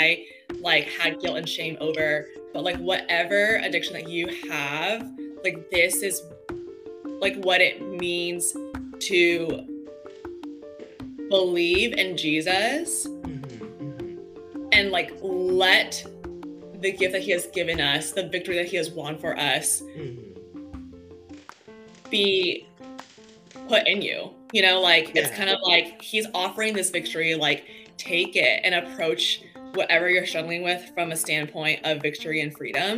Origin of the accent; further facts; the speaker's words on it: Texas, United States; moved away as an adult; also born or lived in San Clemente, California; now in Los Angeles, United States; I moved from Texas, where I was born and raised, to San Clemente, a small beach town.